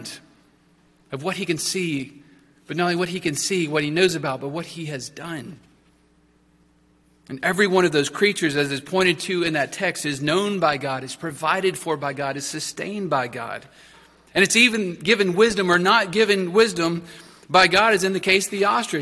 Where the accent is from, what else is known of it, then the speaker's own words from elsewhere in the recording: Texas, United States; As a Texan, I got plenty of exposure to horses